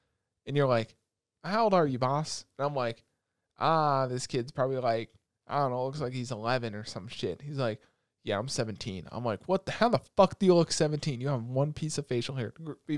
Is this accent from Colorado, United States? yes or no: no; Roosevelt, New York, United States; but I feel like it was a cool thing growing up in Roosevelt, because how many people do you know from Roosevelt that are like genuinely racist